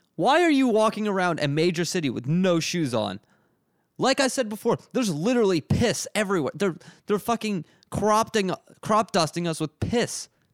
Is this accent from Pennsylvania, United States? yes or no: yes; Reading, Pennsylvania, United States; now in Philadelphia, United States; I'm from Redding, Pennsylvania